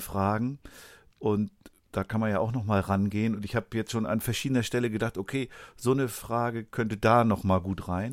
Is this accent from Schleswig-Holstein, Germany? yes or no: yes; Schleswig-Holstein, Germany; in mein Heimatbundesland